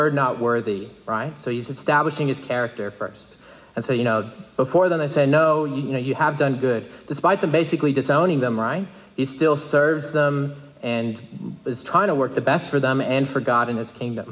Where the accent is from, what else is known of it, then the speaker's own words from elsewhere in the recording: United States; I'm an American